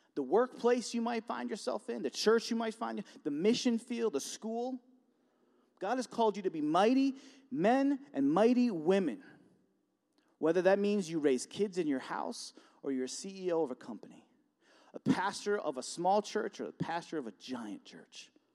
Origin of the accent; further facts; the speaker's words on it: Buffalo, New York, United States; moved away as an adult; now in Warsaw, United States; I'm from Buffalo, and, um, I live in Warsaw now, and, um, about forty minutes away